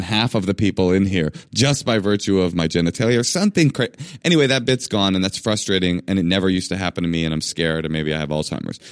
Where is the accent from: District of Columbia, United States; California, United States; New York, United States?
California, United States; Oakland; I grew up in Oakland in a black public schools